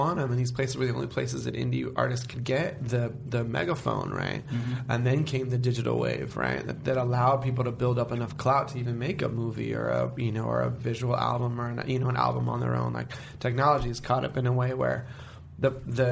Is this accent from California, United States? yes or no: yes; Berkeley, California, United States; I grew up in Berkeley.